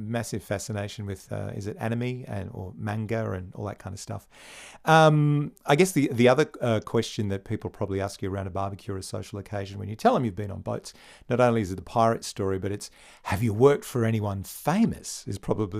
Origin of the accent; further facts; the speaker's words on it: Bundaberg, Queensland, Australia; I'm a country boy. I grew up in Bundaberg.